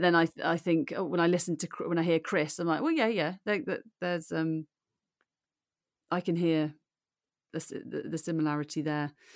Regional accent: Birmingham, West Midlands, United Kingdom; accent: Brummy; moved away; also born or lived in Aberdeen / Newcastle / Cardiff; I was born in Aberdeen and brought up in Birmingham

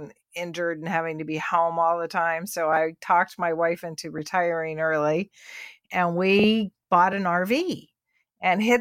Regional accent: Houston, Texas, United States; also born or lived in Columbus, Ohio; I'm Texan

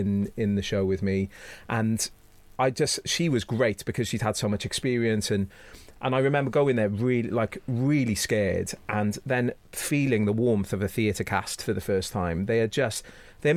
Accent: Cardiff, Wales, United Kingdom; I went back to Cardiff and, like, my hometown is not an easy place. Like, I love it dearly. It's made me who I am. I love Wales.

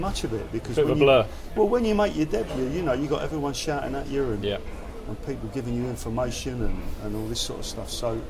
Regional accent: London, United Kingdom; I was born in Wimbledon

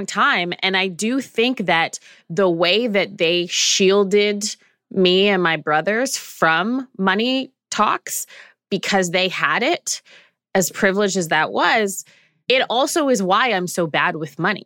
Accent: Canada; I'm Canadian

